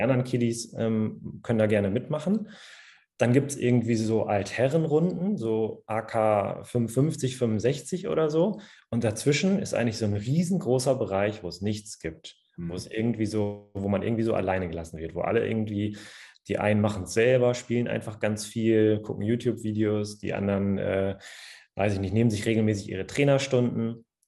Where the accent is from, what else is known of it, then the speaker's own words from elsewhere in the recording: Cloppenburg, Lower Saxony, Germany; moved away as an adult; now in Hanover, Germany; komme gebürtig aus dem schönen Kloppenburg, kinderreichster Landkreis Deutschlands tatsächlich, in Niedersachsen.